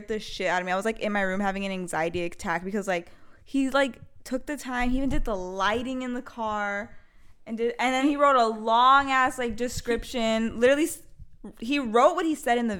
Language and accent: English; California, United States; I'm from California, born and raised